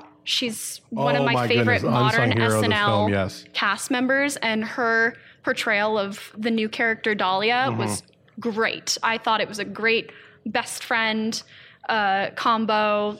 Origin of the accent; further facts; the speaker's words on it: East Coast, United States; Because that was my childhood growing up on the East Coast.